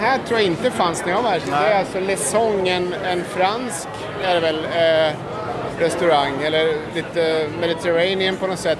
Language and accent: Swedish; Sweden; hemma i Sverige